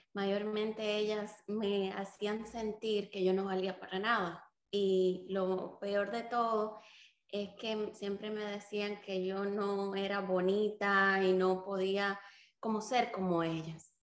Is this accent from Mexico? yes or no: no; Dominican Republic; also born or lived in Cuba; Cuba me voy hacia República Dominicana, allí empiezo la escuela